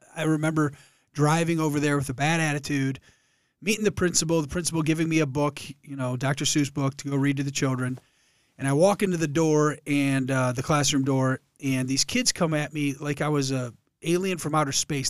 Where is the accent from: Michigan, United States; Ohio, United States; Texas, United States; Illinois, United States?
Michigan, United States; Allen Park; moved away as an adult; now in Columbus, United States; I grew up in Allen Park. Uh, it's a southwest Detroit suburb next to Dearborn